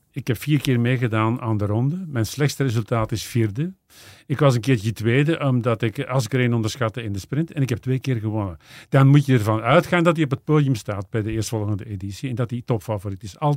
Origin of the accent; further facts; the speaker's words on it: Flanders, Belgium; Nee, als Vlaming misschien niet, maar ik wil het wel zien.